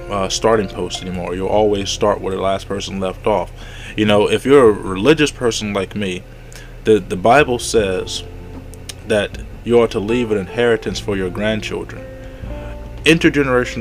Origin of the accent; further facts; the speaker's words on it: the South, United States; accent: long draw; I'm from the South. We have a long draw in the way that we speak